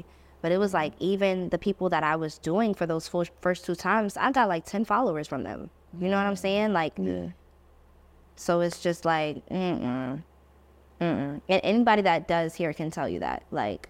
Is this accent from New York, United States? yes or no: yes; New York, United States; It's like, we're from New York.